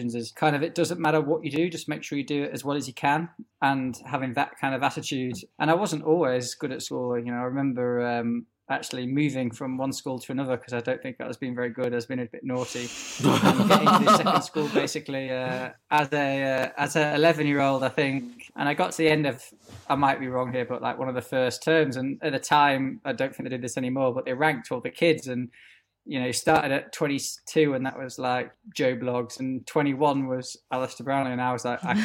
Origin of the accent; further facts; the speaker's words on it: Yorkshire and the Humber, United Kingdom; being a Yorkshireman